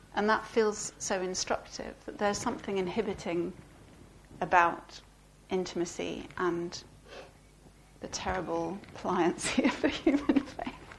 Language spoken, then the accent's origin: English; Belgium; And I grew up in Belgium, and so I grew up you know, watching a lot of French films and TV.